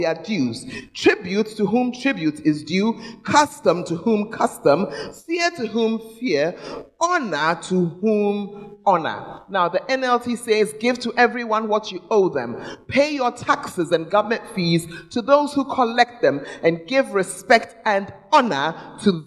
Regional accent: Ghana; moved away as an adult; we're hungry as believers who had come from Ghana, where we get good spiritual food

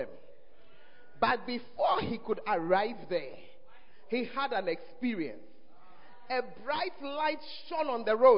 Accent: Ghana; one of the blessings of being an African or of being a Ghanaian is that we believe in God.

